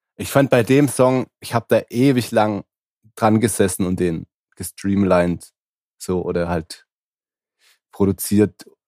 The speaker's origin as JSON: {"language": "German", "region": "Swabia", "country": "Germany", "said": "Ich als Schwabe"}